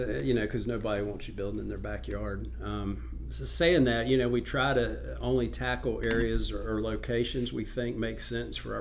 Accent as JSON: {"language": "English", "region": "North Carolina", "country": "United States", "tie": "born or raised there", "said": "I grew up in North Carolina"}